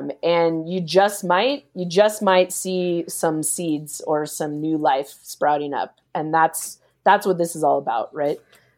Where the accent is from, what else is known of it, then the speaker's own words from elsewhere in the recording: Philippines; I get your mission. I'm Filipino. I care about it.